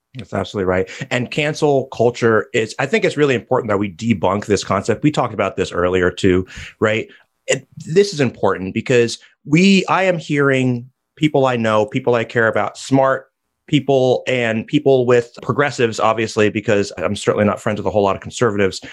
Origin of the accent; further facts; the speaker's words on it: New Jersey, United States; my home state of New Jersey